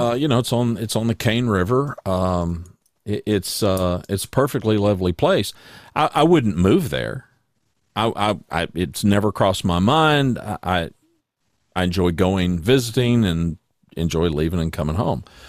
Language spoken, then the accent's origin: English; Louisiana, United States; moved away as an adult; also born or lived in Ada, Oklahoma; now in Hot Springs Village, United States; I was born in nineteen fifty-seven in Ada, and we left, uh, I was in third grade, and we moved to Louisiana, and I pretty much, until I got married, spent the rest of my life growing up in Louisiana